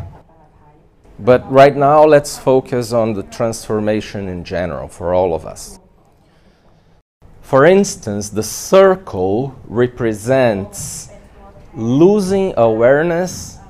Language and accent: English; Brazil; in my home country, Brazil